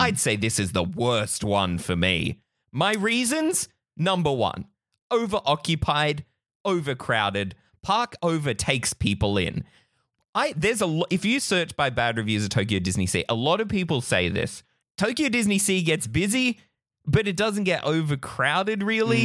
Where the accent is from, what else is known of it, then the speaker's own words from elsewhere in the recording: Australia; we're Australian enthusiasts